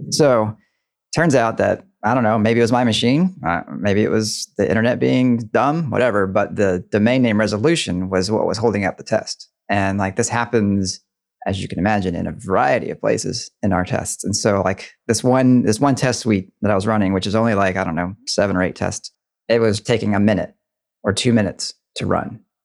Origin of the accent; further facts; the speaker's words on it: Deep South, United States; I grew up in the Deep South, and I did not have a front porch.